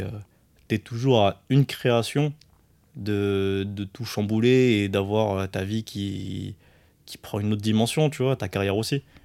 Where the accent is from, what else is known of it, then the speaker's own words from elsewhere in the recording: France; also born or lived in Morocco / Montpellier; je suis né au Maroc. Je suis arrivé en France à, un an.